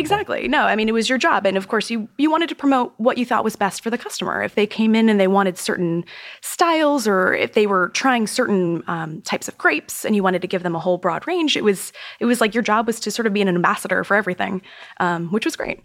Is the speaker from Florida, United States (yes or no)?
yes; Florida, United States; moved away as an adult; now in New York City, United States; growing up in Florida